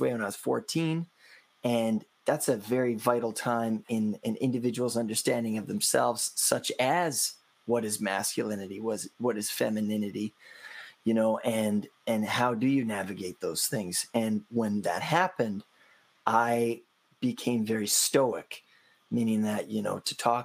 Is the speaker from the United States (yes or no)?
no; Canada; I'm from Canada.